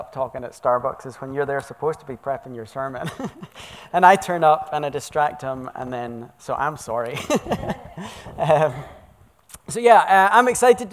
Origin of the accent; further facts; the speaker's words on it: Scotland, United Kingdom; moved away as an adult; also born or lived in Oregon, United States / central England; now in Wilsonville, United States; I was born in Scotland.